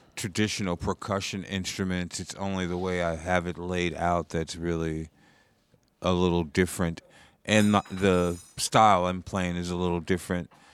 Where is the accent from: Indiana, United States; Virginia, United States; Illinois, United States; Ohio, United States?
Indiana, United States; also born or lived in Portland, Oregon; now in New York, United States; I'm originally from Indiana.